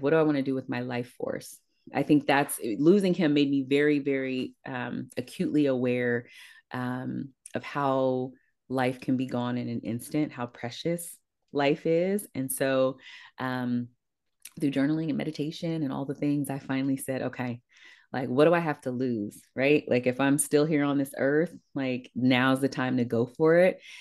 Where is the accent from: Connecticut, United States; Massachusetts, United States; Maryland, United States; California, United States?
California, United States; East Palo Alto; I grew up in East Palo Alto, which borders Palo Alto